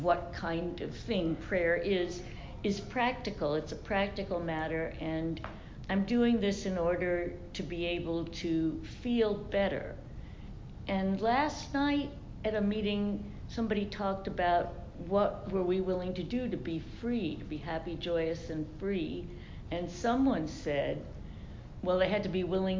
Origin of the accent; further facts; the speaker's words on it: New York, United States; I'm from New York